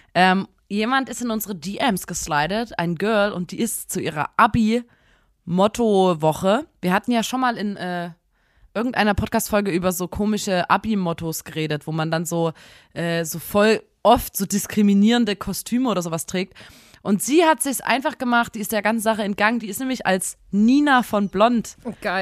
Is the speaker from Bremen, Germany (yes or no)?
no; Saxony, Germany; man bleibt bei uns in Sachsen, ich weiß nicht, ob es überall so ist, bis zur 10., dann im Gymnasium zusammen als Klasse